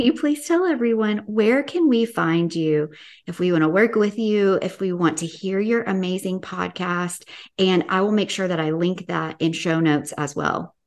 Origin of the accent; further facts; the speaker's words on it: Tennessee, United States; I'm from Tennessee